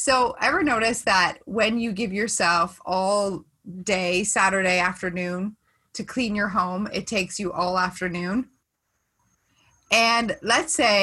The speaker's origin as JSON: {"language": "English", "town": "Stratford", "region": "Ontario", "country": "Canada", "tie": "born or raised there", "said": "my hometown in Stratford"}